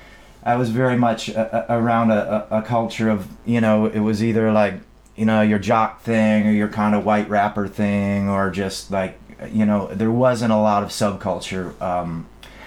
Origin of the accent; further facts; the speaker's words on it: Dearborn, Michigan, United States; where I grew up, Dearborn is like the town of Ford